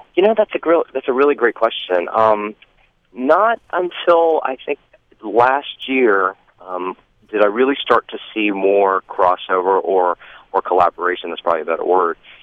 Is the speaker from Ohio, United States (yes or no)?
no; Stone Mountain, Georgia, United States; also born or lived in Columbia, South Carolina; I grew up in Atlanta, well, just outside of Atlanta in Stone Mountain, Georgia.